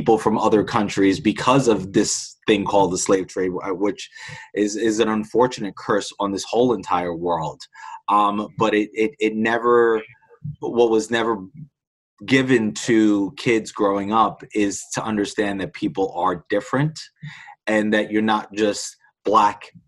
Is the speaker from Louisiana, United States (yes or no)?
no; Queens, New York, United States; you know, I am a kid from Queens.